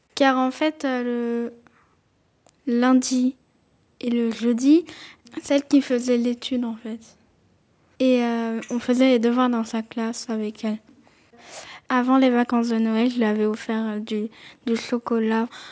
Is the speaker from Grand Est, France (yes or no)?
no; Montpellier, Occitania, France; j'ai 10 ans, je suis née à Montpellier